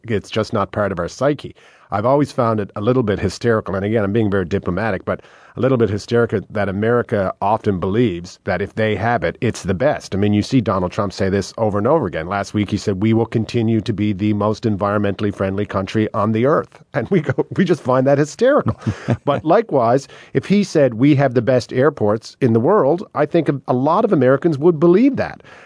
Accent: Canada; I feel incredibly lucky to be born in Canada, to live in Canada.

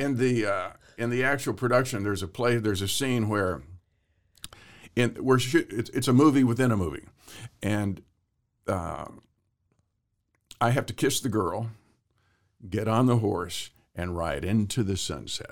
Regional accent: Waco, Texas, United States; moved away; also born or lived in Hollywood; I grew up in Texas

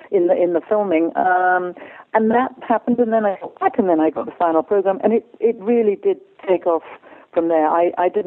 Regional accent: Stratford-upon-Avon, West Midlands, United Kingdom; I was born and bred in Stratford-upon-Avon, which, of course, is Shakespeare's town, hometown, and the theatre was very close to my house

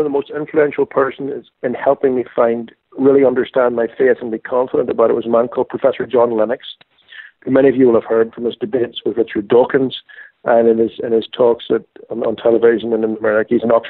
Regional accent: Ireland; Well, I grew up in Ireland

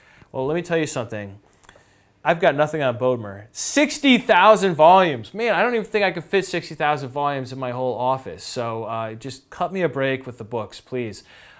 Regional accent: United States; This is not something as an American I can relate to.

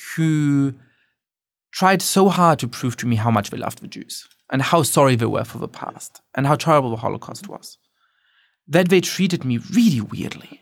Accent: Germany; now in United States; I grew up Jewish in Germany

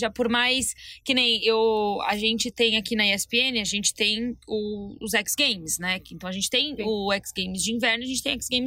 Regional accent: Brazil; Porque, gente, somos brasileiras, temos que trazer pro nosso universo.

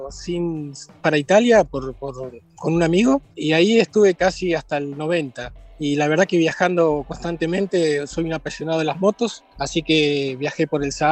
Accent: Buenos Aires, Argentina; born there; also born or lived in Milan; yo nací en Buenos Aires, viví un tiempo en Milán

